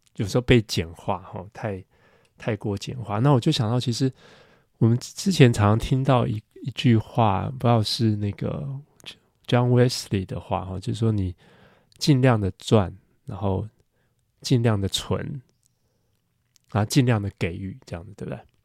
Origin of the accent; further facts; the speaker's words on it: Taiwan; 就比如说我们在台湾长大